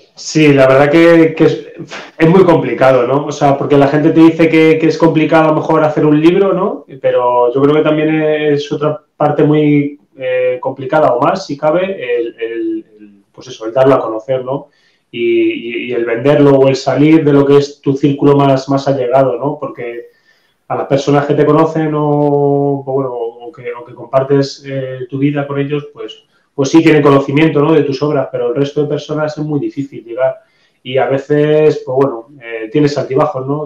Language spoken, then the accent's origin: Spanish; Madrid, Community of Madrid, Spain; yo soy de Madrid